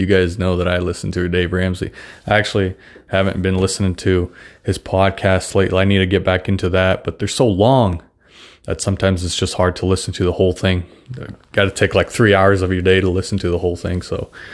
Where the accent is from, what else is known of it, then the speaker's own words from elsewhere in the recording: Russia; accent: Russian; English is a second language; moved away; I'm actually Russian, so I don't have the best English